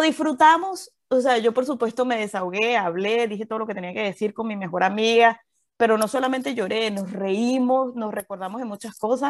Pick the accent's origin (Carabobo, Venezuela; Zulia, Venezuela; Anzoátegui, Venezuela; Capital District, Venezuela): Carabobo, Venezuela; Valencia; moved away as an adult; also born or lived in Caracas, Venezuela / Mérida, Venezuela; now in Houston, United States; Yo nací en Venezuela, nací en Caracas, viví toda mi vida en Valencia